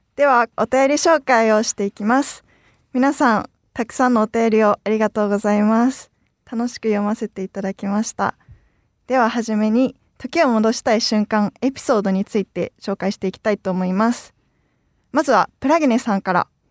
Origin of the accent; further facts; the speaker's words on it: Sendai, Miyagi, Japan; moved away as an adult; now in Fukuoka, Japan; 私の出身が宮城県仙台市で、当時仙台市で東日本大震災を経験して